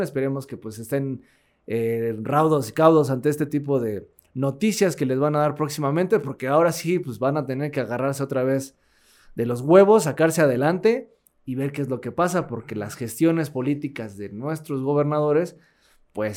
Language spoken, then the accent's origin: Spanish; Mexico; aquí en México no creo, ¿no? Aquí en mi país